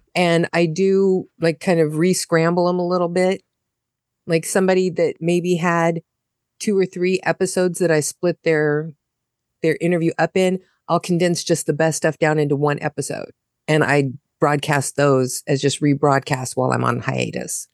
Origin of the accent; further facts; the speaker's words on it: United States; moved away as an adult; now in Germany; I'm an American living in Germany